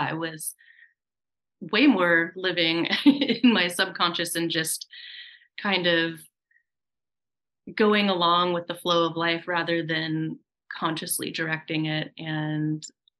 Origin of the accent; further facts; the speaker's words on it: Oregon, United States; moved away as an adult; also born or lived in Alaska; I grew up in Oregon in the countryside, you know, very rural